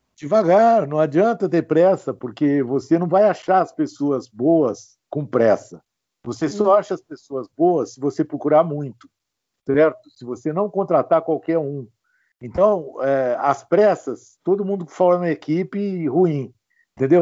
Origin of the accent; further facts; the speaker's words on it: Ribeirão Preto, São Paulo, Brazil; also born or lived in São José dos Campos; eu nasci em Ribeirão Preto